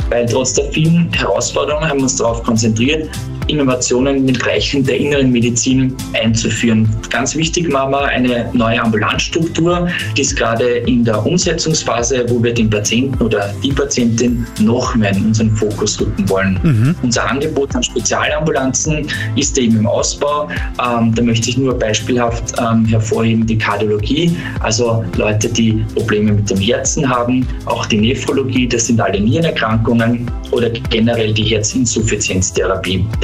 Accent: Parndorf, Burgenland, Austria; es ist ja kein Geheimnis, dass ich äh, Burgenländer bin. Ich komme aus Bahndorf. Viele kennen den Ort vielleicht vom riesigen Designer Outlet Center ja. oder dem nahen Neusiedlersee.

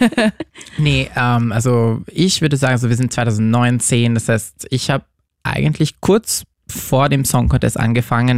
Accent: France; moved away; Ich komme aus Frankreich

